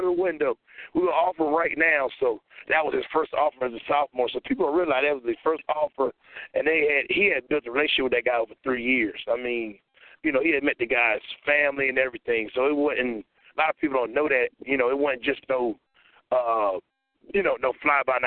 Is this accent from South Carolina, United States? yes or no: no; Louisiana, United States; I'm from Louisiana